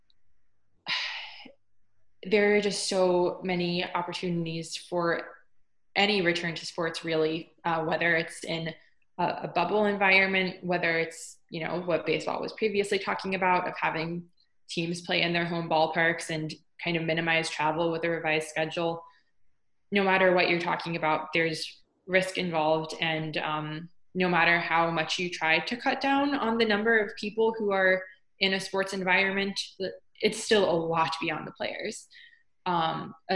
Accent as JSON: {"language": "English", "region": "North Carolina", "country": "United States", "tie": "born or raised there", "said": "I grew up in North Carolina, so I grew up going to more minor league games than major league"}